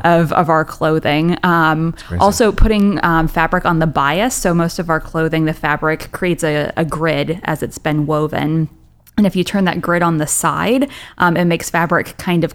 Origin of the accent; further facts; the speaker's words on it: Lenora, Kansas, United States; moved away; I grew up on a farm in rural western Kansas.